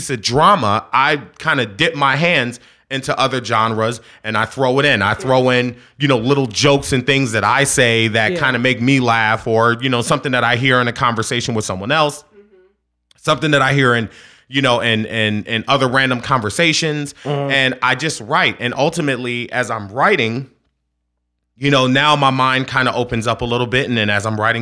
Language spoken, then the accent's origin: English; Philadelphia, Pennsylvania, United States; I'm from Philly